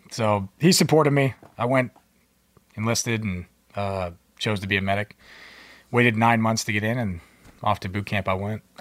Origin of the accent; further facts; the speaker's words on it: Philippines; born there; I was born in the Philippines. My parents were both active duty Subic Bay Naval Base.